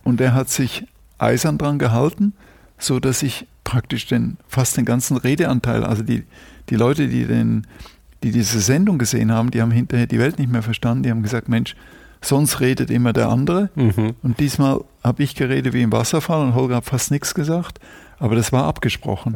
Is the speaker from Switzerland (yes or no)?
yes; Zurich, Switzerland; first language German; moved away as an adult; also born or lived in Brussels, Belgium / Bruges, Belgium / Hamburg, Germany; now in Germany; Und dann sind wir nach Zürich gezogen und da war ich bis 22